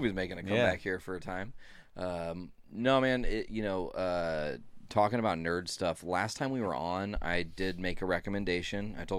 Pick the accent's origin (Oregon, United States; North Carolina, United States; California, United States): North Carolina, United States; I'm from North Carolina